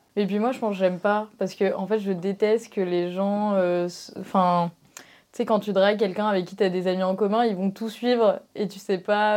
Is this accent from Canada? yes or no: no; Marseille, Provence-Alpes-Côte d'Azur, France; je suis de Marseille